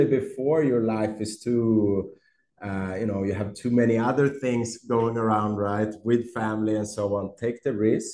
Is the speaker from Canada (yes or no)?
no; Stockholm, Stockholm County, Sweden; moved away as an adult; now in Brazil; I'm from Sweden. I'm from Stockholm. Where I grew up, it was snow